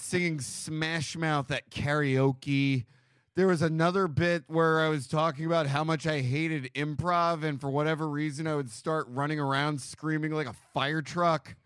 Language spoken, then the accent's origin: English; New York, United States; moved away as an adult; now in Los Angeles, United States; I grew up on the Upper West Side